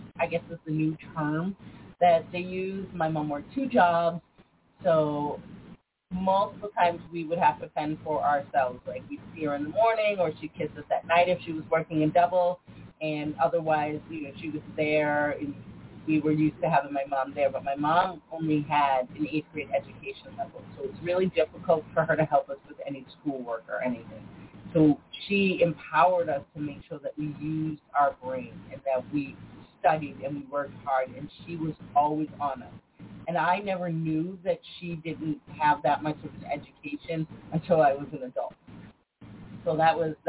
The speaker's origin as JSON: {"language": "English", "town": "Scituate", "region": "Massachusetts", "country": "United States", "tie": "born or raised there", "also_born_or_lived": "Boston", "said": "I was born in Boston, raised on the South Shore in a small town of Scituate, Mass"}